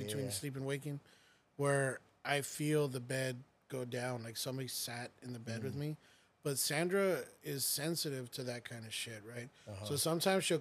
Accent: Corpus Christi, Texas, United States; our childhood growing up in Corpus Christi

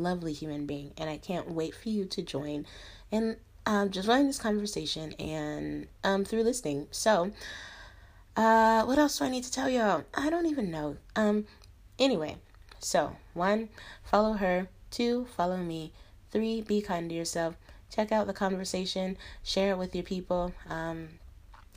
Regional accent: Denver, Colorado, United States; moved away as an adult; now in China; I'm from Denver, Colorado

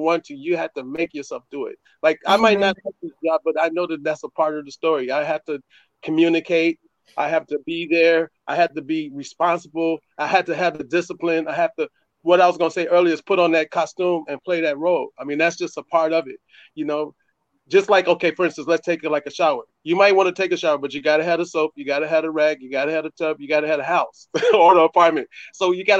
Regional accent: Chicago, Illinois, United States; I'm from Chicago too.

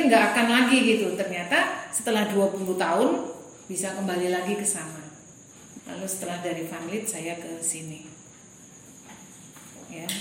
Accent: Kupang, East Nusa Tenggara, Indonesia; moved away; Saya dari Kupang. Lalu ke Jogja tahun 89 untuk mengikuti pembinaan yang ada di sana.

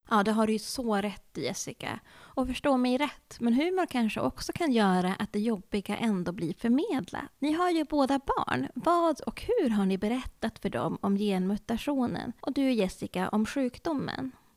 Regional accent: Norrland, Sweden; accent: Norrland dialect; jag med min norrländska.

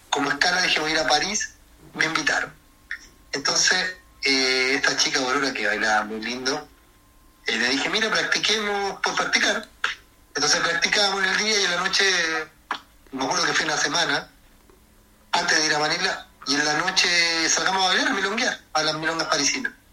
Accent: Chile; moved away; Yo llegué a Buenos Aires con, siendo un chileno que eh, a bailar en la calle

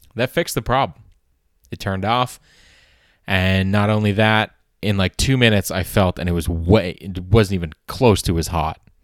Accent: Canada; as a Canadian

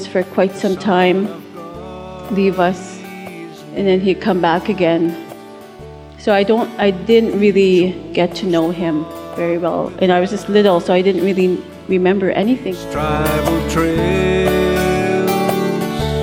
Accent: Buffalo Lake Métis Settlement, Alberta, Canada; I'm originally from Buffalo Lake Métis Settlement, just 2 hours northeast of Edmonton

